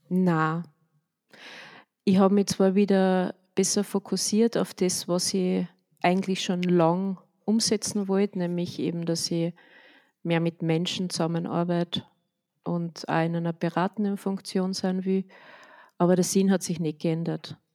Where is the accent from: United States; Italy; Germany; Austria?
Austria; Villach, Carinthia; moved away as an adult; now in Upper Austria, Austria; also ich bin ja eigentlich in Villach in Kärnten aufgewachsen und ähm, bin dann zum Studieren eben nach Oberösterreich gekommen